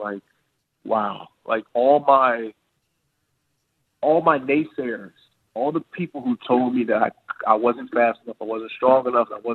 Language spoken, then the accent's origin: English; Chicago, Illinois, United States; I was from Chicago